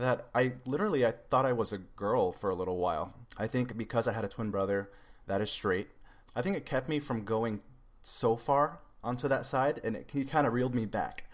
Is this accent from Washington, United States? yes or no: yes; Seattle, Washington, United States; also born or lived in Los Angeles area; now in Los Angeles, United States; I'm originally from Seattle, Washington, but now I'm down near the Los Angeles area